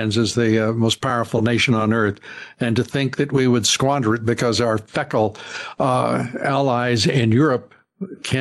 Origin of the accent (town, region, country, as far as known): United States